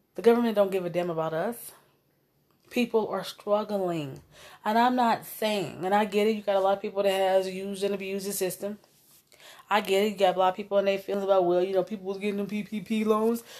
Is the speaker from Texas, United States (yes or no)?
no; Omaha, Nebraska, United States; I came from North Omaha